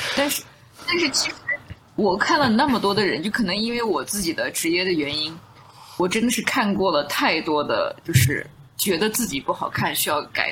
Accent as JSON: {"language": "Chinese", "region": "Southern Xinjiang", "country": "China", "tie": "born or raised there", "also_born_or_lived": "United States", "moved": "yes", "said": "我是在南疆长大"}